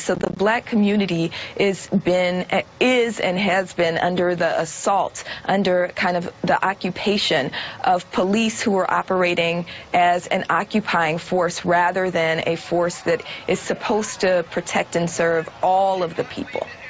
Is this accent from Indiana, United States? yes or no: no; Chicago, Illinois, United States; I'm from Chicago